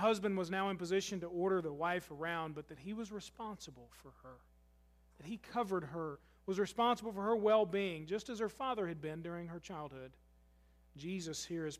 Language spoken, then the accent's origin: English; United States; I'm just as American as you are